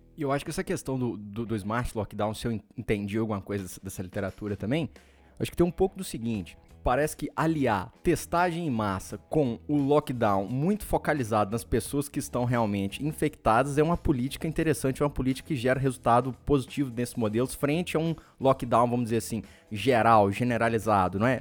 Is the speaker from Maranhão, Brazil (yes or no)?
no; Espera Feliz, Minas Gerais, Brazil; moved away; lá em Espera Feliz, um abraço, minha terra natal